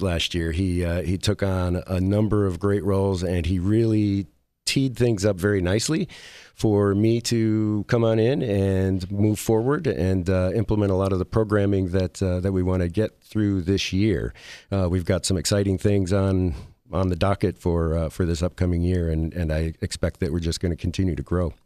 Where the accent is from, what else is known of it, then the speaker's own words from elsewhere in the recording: Midwest, United States; moved away as an adult; now in Las Vegas, United States; grew up in the Midwest